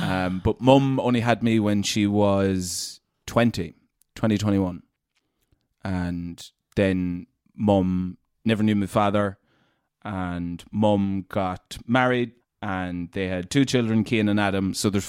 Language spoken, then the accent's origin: English; Glenade, Leitrim, Connacht, Ireland; In a place called Glen Aid in Leitrim.